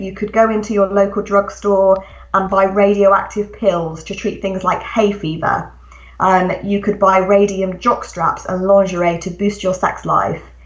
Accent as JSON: {"language": "English", "region": "England", "country": "United Kingdom", "tie": "born or raised there", "said": "as you can hear from my accent, I'm actually a British writer. I live, live in England, and that's where I grew up."}